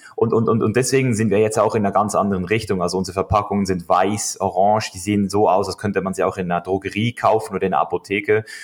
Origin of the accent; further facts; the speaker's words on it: Switzerland; now in United States; ich als Schweizer äh, Junge, als Bub, Schweizer Bub